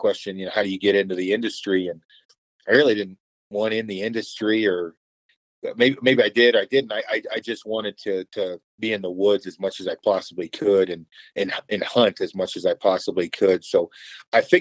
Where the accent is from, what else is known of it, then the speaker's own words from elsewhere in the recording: Oregon, United States; I'm actually from Oregon originally, in a small logging community